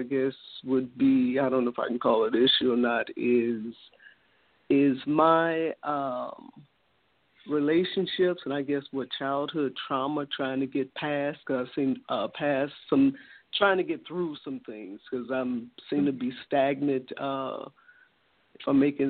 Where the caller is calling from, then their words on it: Chicago, Illinois, United States; I'm calling from Chicago.